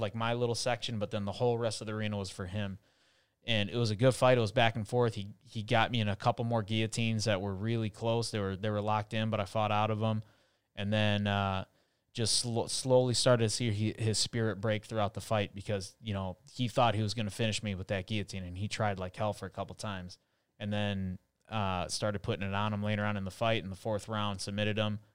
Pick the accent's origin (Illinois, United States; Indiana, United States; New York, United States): Illinois, United States; Chicago; now in Miami, United States; I was born in Chicago